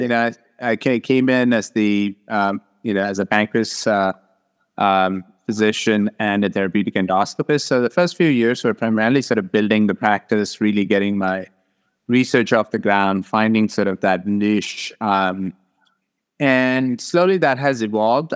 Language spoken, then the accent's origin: English; Hyderabad, Telangana, India; moved away as an adult; now in Arizona, United States; I grew up in South India in, uh, Hyderabad